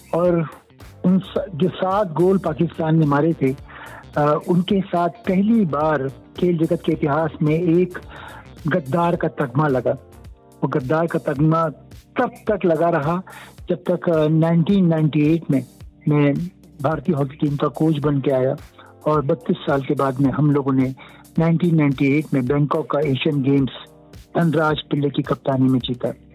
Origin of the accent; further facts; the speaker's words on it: Indore, Madhya Pradesh, India; moved away as an adult; also born or lived in Uttarakhand / Bhopal / Mumbai; now in Indore, India; परवरिश uh, पूरी मध्य प्रदेश में हुई इंदौर में हुई इंदौर और भोपाल में वैसे तो मैं उत्तराखंड को बिलोंग करता हूँ